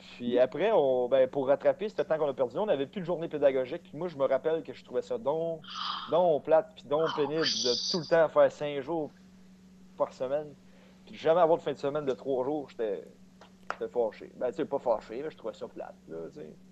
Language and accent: French; Saint-Ours, Quebec, Canada; also born or lived in Saint-Hyacinthe; j'ai grandi à Saint-Ours qui est euh, une, petite ville proche de Sorel. Puis j'ai déménagé, on a déménagé à, à Saint-Hyacinthe